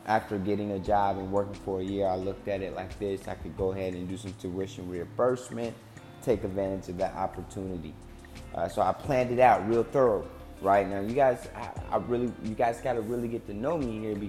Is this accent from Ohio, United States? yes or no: yes; Cincinnati, Ohio, United States; moved away as an adult; now in Tempe, United States; I am originally from Cincinnati, Ohio. I'm currently residing in Tempe, Arizona.